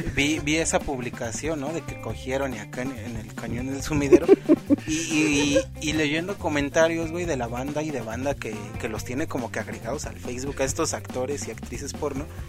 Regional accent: Mexico

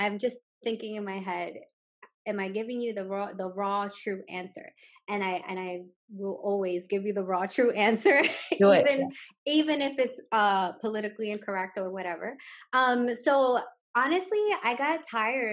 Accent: New York City, New York, United States; growing up in Brooklyn

